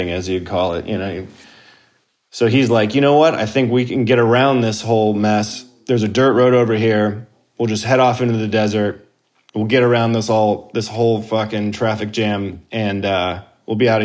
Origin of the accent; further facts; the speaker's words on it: Tempe, Arizona, United States; now in Los Angeles, United States; Grew up in Arizona. Grew up in Tempe specifically